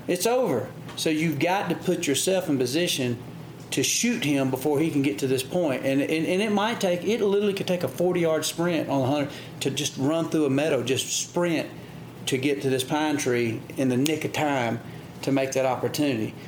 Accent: United States; born or raised there; also born or lived in Midwest

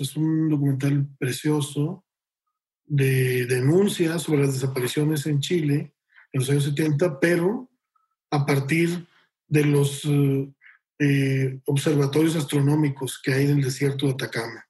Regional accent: Monterrey, Nuevo León, Mexico; yo soy de Monterrey

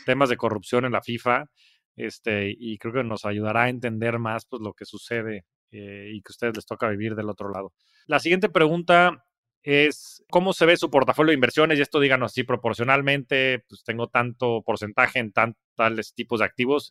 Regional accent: Mexico

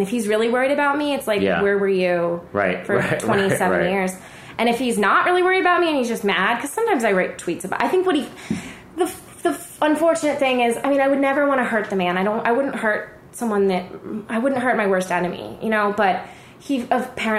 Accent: Allentown, Pennsylvania, United States; now in Los Angeles, United States; I grew up in Allentown

